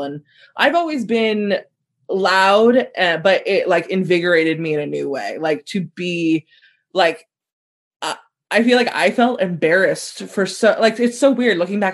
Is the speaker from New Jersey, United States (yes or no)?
no; Southern California, United States; growing up in SoCal